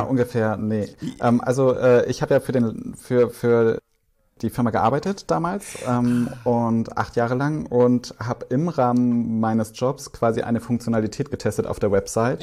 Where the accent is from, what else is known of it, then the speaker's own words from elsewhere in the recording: Swabia, Baden-Württemberg, Germany; ich bin ja im Schwabeländler groß geworden